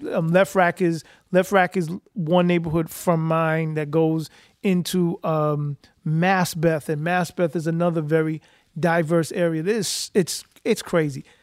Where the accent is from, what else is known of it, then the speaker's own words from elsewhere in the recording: New York City, New York, United States; I am from East Elmhurst slash Corona, Queens, New York